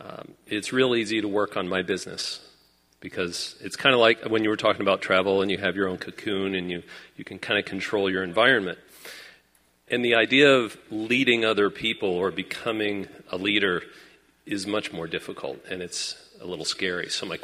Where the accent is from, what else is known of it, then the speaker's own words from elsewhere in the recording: Phoenix, Arizona, United States; I'm from Phoenix, Arizona.